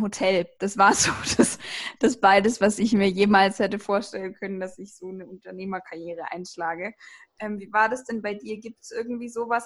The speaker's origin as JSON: {"language": "German", "area": "the South", "region": "Southern Germany", "country": "Germany", "said": "Weng, wie man hier bei uns im Süden so schön sagt"}